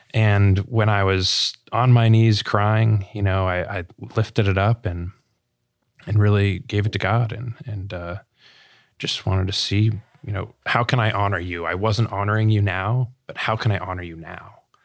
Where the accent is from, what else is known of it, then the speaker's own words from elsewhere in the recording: Sarasota, Florida, United States; born and raised in Sarasota, Florida